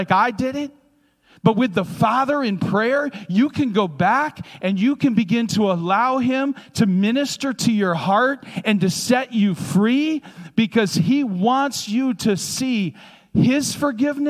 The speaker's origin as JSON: {"language": "English", "region": "the Thumb of Michigan", "country": "United States", "tie": "born or raised there", "said": "where I grew up in the Thumb of Michigan."}